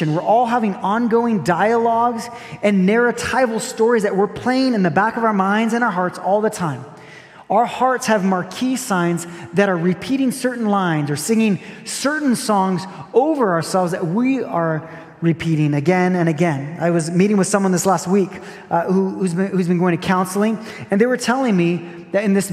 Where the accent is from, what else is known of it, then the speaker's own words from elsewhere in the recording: Brazil; moved away; I grew up in Brazil